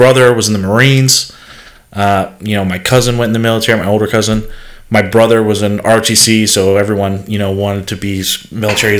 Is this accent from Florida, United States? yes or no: no; Charleston, South Carolina, United States; I was born in Charleston, South Carolina